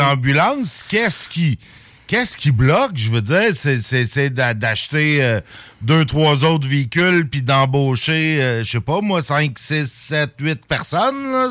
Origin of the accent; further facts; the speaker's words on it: Saint-Jérôme, Quebec, Canada; now in Lévis, Canada; Ma ville natale de Saint-Jérôme